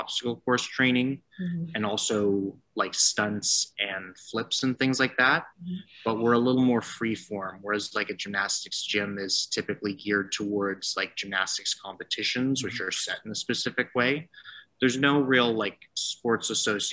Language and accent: English; Toronto, Ontario, Canada; also born or lived in Waterloo; I grew up in Toronto originally, and I came out to Waterloo for school